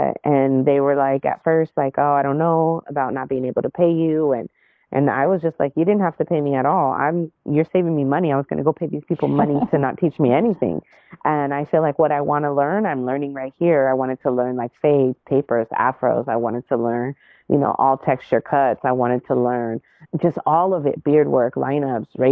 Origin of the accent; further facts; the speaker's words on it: Inland Empire, Southern California, United States; also born or lived in Los Angeles County; I grew up in the Inland Empire, well, partially in LA County, and then the Inland Empire as I came into like my young adult life and teenage years